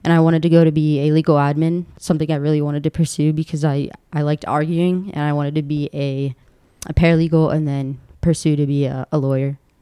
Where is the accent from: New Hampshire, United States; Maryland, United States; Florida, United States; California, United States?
Maryland, United States; Baltimore; also born or lived in Delaware; I was raised in uh, in Maryland, Baltimore, Maryland